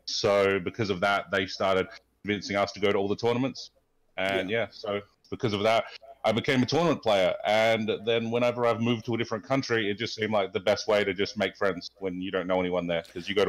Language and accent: English; Adelaide, South Australia, Australia; also born or lived in Sydney, Australia / Auckland, New Zealand / Malmo, Sweden / Canada; now in Chicago, United States; So I grew up in Adelaide, Australia, but I've lived in Sydney, I've lived in Auckland, New Zealand, I've lived in Malmo, Sweden, I've lived in Canada for a while, and now I'm living here in Chicago.